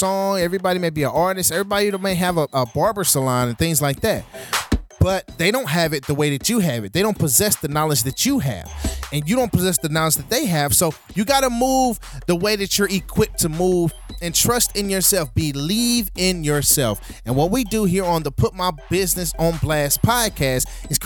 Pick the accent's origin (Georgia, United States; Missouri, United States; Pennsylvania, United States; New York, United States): Missouri, United States; St. Louis; St. Louis, Missouri, my hometown